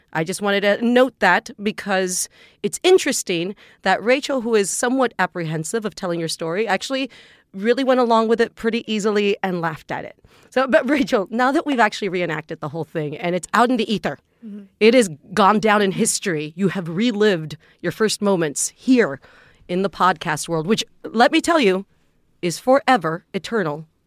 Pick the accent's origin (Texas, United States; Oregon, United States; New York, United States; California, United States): Texas, United States; South; I'm from Texas. I'm from South Texas. I'm from a little town that is actually dominated by the Catholic Church